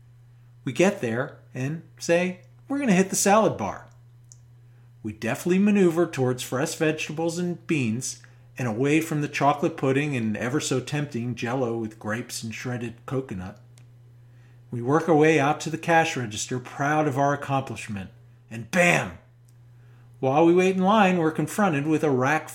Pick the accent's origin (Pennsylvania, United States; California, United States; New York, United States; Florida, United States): New York, United States; New York metropolitan area, United States; we are both from the New York metropolitan area